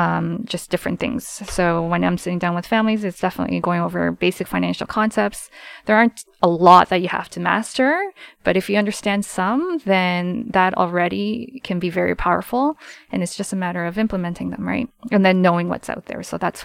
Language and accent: English; Canada; And I was born and raised in Canada for the most part, so.